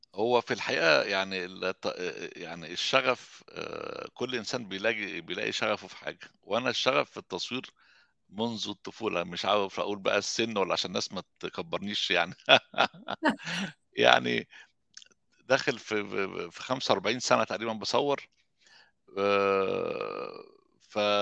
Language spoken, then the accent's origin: Arabic; Egypt; now in Sweden; احنا عندنا في مصر